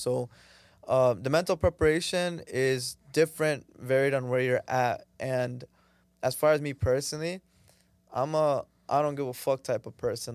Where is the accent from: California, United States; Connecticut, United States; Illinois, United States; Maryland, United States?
Connecticut, United States; Danbury; moved away as an adult; now in Toronto, Canada; I was born in Toronto, Canada, but when I was four, my family took me to live in, uh, in, in, in Connecticut, uh, Danbury, specifically the city.